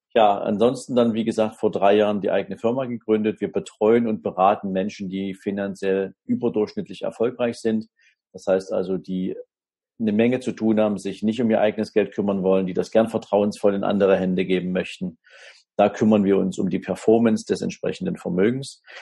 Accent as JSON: {"language": "German", "town": "Dresden", "region": "Saxony", "country": "Germany", "tie": "born or raised there", "said": "ich wohne in Dresden, habe da im Prinzip im Süden der Stadt ein kleines Häuschen mit meiner Familie. Ja, wir fühlen uns hier wunderbar und wohl. Ist auch meine Heimatstadt."}